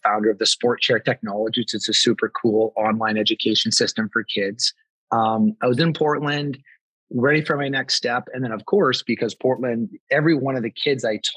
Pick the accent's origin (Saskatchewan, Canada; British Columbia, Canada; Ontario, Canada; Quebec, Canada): British Columbia, Canada; Vancouver; moved away as an adult; I grew up in Vancouver, BC, Canada, played hockey my whole life growing up